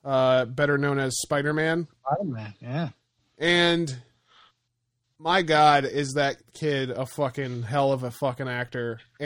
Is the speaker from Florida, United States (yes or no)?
yes; Florida, United States; I was born in Florida.